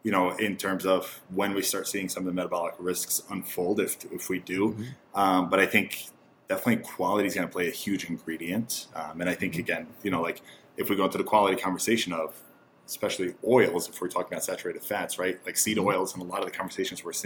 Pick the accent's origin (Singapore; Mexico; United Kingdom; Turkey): Turkey; moved away; growing up in Turkey, there's a lot of organ meat consumption in Turkey